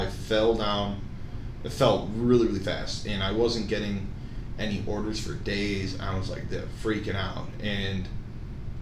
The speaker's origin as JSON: {"language": "English", "town": "Chicago", "region": "Illinois", "country": "United States", "tie": "born or raised there", "also_born_or_lived": "Iowa", "said": "I grew up around Chicago, would like to stay there."}